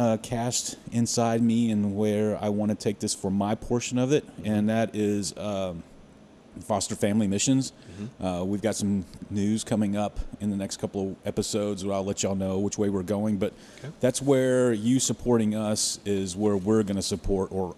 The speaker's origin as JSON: {"language": "English", "town": "Carrollton", "region": "Texas", "country": "United States", "tie": "born or raised there", "said": "I'm from Carrollton."}